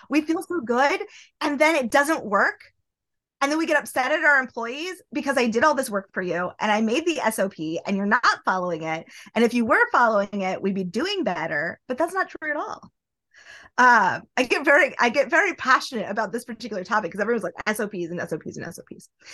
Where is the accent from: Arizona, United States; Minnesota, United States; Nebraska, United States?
Nebraska, United States; now in New York City, United States; I live in New York City. I am originally from Nebraska